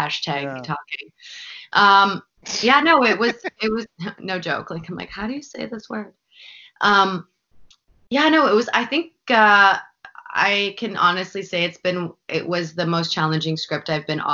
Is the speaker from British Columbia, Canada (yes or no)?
yes; Vancouver, British Columbia, Canada; also born or lived in Los Angeles; this is my hometown